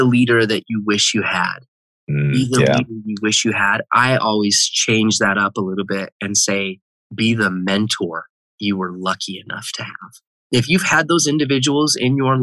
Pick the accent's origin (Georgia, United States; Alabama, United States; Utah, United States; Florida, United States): Utah, United States; Heber City; I grew up in Heber City, Utah